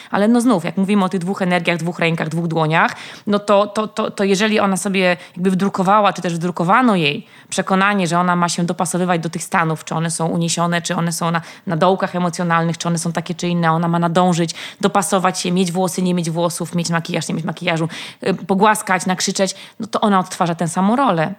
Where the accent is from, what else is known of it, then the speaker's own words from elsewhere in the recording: Warsaw, Masovian Voivodeship, Poland; skąd jestem, że z Warszawy